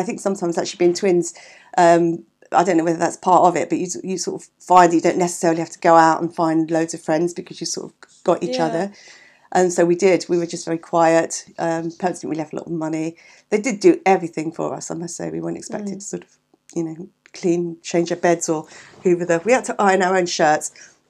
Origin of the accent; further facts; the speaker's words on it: London, United Kingdom; also born or lived in Eltham; we were born in Catford, okay, which is Southeast 6, deepest, darkest South London, in the early 60s. Okay. And then, so we lived there until I was 18 and my parents moved to Eltham. Mm. So all in South London.